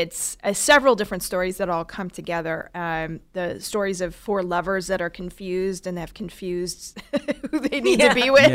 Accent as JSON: {"language": "English", "region": "Oregon", "country": "United States", "tie": "born or raised there", "said": "I grew up in Oregon near the Oregon Shakespeare Festival"}